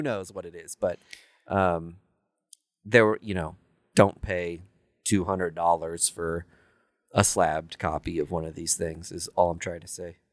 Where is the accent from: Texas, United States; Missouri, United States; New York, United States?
Missouri, United States; Kansas City; I'm born and raised in Kansas City